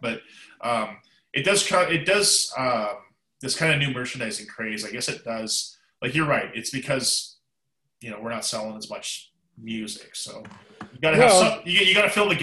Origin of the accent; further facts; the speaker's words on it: Canada; I'm Canadian